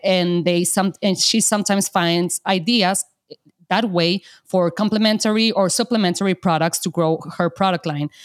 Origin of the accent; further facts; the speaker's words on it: Mexico; I'm from Mexico. And of course, there are a ton of artisans here in Mexico